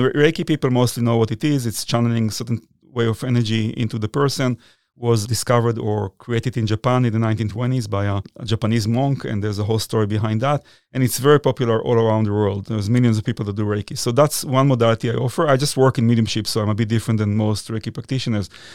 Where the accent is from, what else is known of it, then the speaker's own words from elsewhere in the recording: Israel; moved away as an adult; also born or lived in New York City, United States; now in United States; I was born in Israel, but I moved here in nineteen ninety-nine